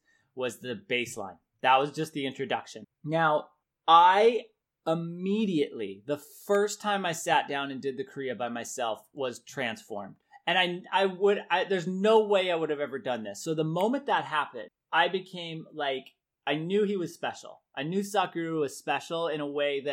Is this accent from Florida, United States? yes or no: no; Denver, Colorado, United States; We're Coloradoans. I was born in Denver.